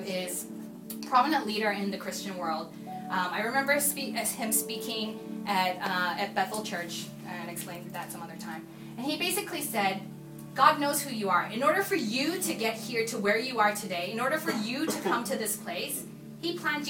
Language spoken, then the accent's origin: English; Hong Kong; also born or lived in Korea; And if I think about some of the crazy, like a Korean growing up in Hong Kong, actually, my dad had the choice of going to, the reason why we grew up in Hong Kong is because my dad's company sent him to Hong Kong.